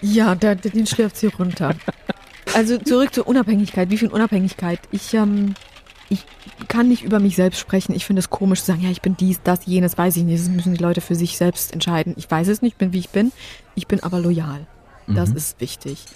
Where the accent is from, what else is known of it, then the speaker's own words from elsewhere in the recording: Germany; German is a second language; also born or lived in Poland; musste ich die deutsche Sprache erlernen mit neun